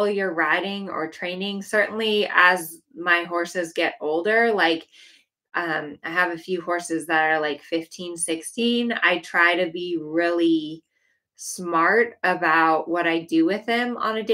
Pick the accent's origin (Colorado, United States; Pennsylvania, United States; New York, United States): Colorado, United States; moved away; I grew up in Colorado and I left because it was so cold in the winter